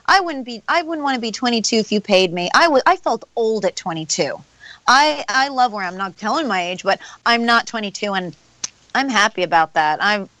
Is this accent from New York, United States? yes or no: yes; Queens, New York, United States; Bayside, Queens.